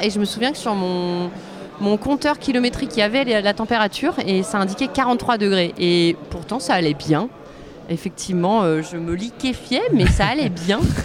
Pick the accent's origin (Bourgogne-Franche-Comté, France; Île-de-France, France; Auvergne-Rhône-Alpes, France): Auvergne-Rhône-Alpes, France; Grenoble; je viens de Grenoble, c'est une ville euh, avec un maire écolo écologiste